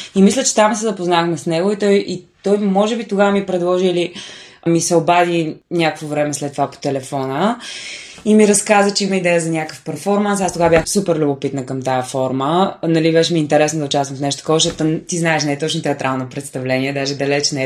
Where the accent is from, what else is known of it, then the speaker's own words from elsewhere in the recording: Bulgaria; now in Sofia, Bulgaria; аз съм от Сеноград.